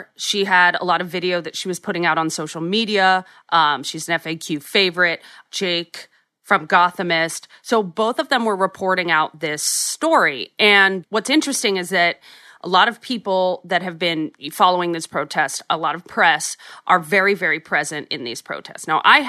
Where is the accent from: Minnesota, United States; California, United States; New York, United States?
New York, United States; New York City; being a New Yorker